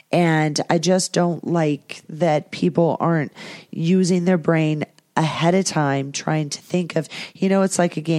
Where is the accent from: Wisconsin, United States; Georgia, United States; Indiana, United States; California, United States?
California, United States; Orange County; I grew up in Orange County, California